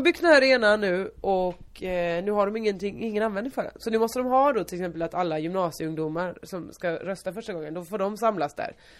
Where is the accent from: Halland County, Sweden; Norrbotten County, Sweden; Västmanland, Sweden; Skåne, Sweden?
Halland County, Sweden; Hylte; moved away; när jag kommer från Stubbabo Hylte